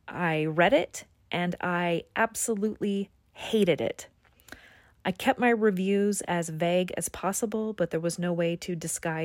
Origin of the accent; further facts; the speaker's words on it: United States; now in Melbourne, Australia; my hometown in the U.S.